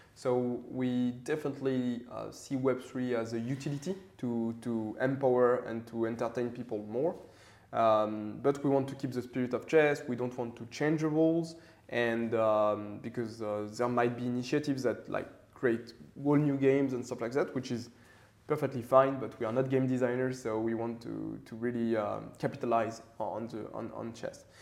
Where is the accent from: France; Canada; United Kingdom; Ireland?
France; Paris, Île-de-France; I grew up in Paris, so uh, quite classical for a French guy.